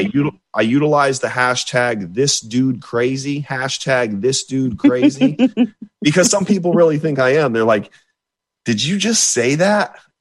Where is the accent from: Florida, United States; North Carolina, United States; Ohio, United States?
Florida, United States; I had never left my home state of Florida